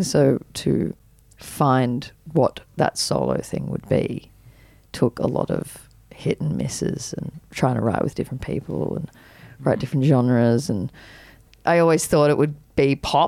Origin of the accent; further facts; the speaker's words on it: Byron Bay, New South Wales, Australia; also born or lived in Katoomba; growing up in Byron